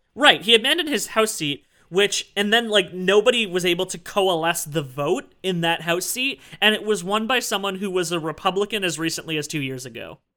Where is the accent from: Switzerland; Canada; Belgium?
Canada; I am Canadian